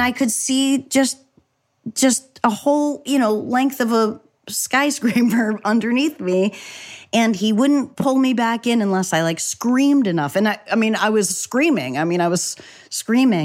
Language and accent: English; New Hampshire, United States; at school, I would have a bagel and cream cheese. This is in New Hampshire